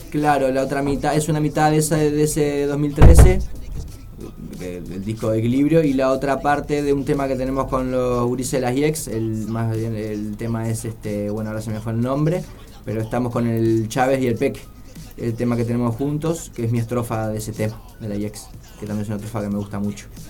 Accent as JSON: {"language": "Spanish", "region": "Montevideo", "country": "Uruguay", "tie": "born or raised there", "also_born_or_lived": "Villa Colón, Montevideo", "said": "yo crecí allá en Melilla y mis escapadas eran para el Paso de la Arena"}